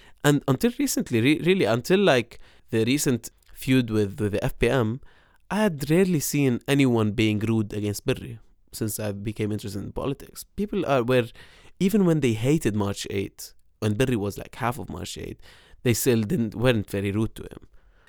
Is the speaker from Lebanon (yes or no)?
yes; Beirut, Beirut Governorate, Lebanon; the part of Beirut that I grew up in West Beirut